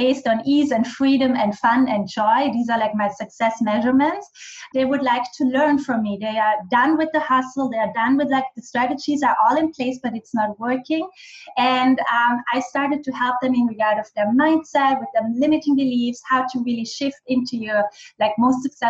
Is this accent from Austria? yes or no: yes; western Austria, Austria; first language German; English is a second language; also born or lived in Bali; German is my native language. I am much more authentic in German with my dialect. I'm from the west of Austria.